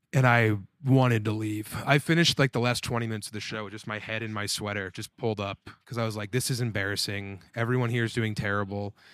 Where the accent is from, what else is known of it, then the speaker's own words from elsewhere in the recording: Colorado, United States; I'm from Colorado